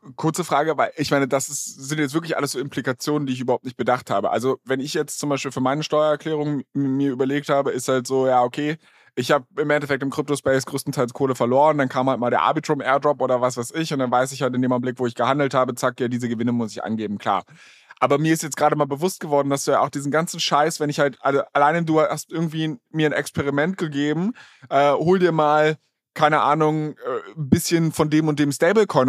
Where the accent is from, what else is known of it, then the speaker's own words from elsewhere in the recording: Berlin, Germany; now in Hamburg, Germany; ich komme ursprünglich aus Berlin